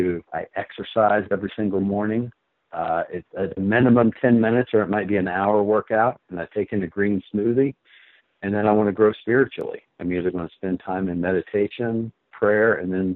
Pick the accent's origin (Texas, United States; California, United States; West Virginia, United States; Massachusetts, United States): West Virginia, United States; Pine Grove; I grew up in Pine Grove, West Virginia.